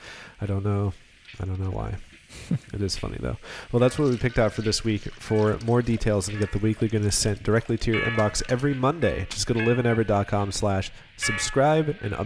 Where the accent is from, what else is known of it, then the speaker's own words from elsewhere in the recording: New York, United States; we don't go eat at Olive Garden because we're from New York, and Olive Garden's like a slap in the face to our Italian heritage.